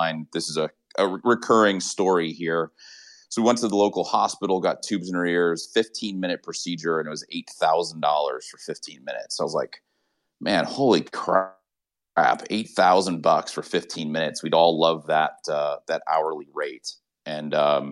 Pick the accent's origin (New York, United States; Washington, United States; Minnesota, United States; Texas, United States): Texas, United States; Austin; I'm from Austin